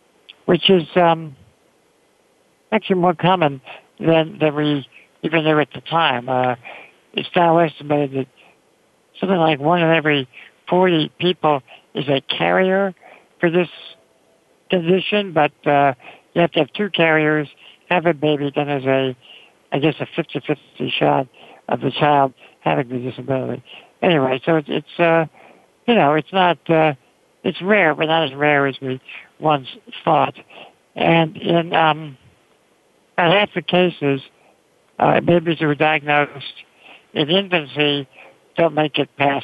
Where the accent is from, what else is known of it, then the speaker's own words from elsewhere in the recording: New York, United States; I grew up in New York